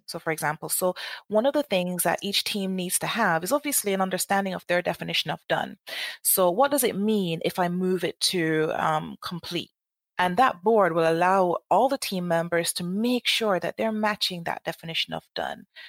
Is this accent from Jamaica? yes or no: yes; Jamaica; moved away as an adult; now in United Kingdom; I'm from Jamaica, and I, when I finished university, I went back home